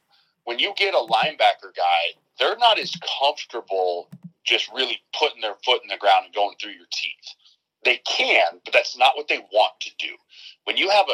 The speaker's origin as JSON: {"language": "English", "region": "Colorado", "country": "United States", "tie": "born or raised there", "also_born_or_lived": "Nebraska", "moved": "yes", "said": "I'm from Colorado"}